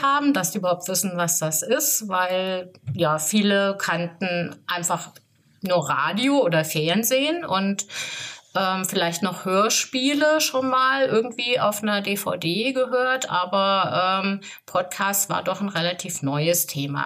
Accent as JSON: {"language": "German", "town": "Offenbach", "region": "Hesse", "country": "Germany", "tie": "born or raised there", "moved": "yes", "lives_now": "Gersfeld, Germany", "said": "ich bin gebürtig aus äh, Gersfeld. Ich wohne da auch. Ich bin zwar in Offenbach groß geworden"}